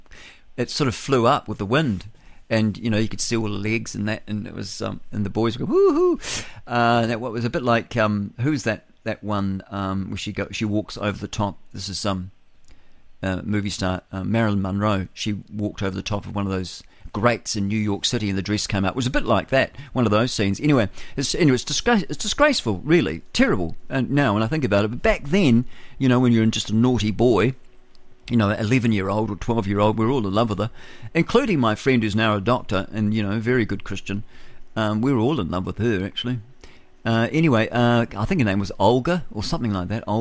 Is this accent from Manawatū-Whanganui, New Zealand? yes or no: yes; Levin, Manawatū-Whanganui, New Zealand; that's my hometown.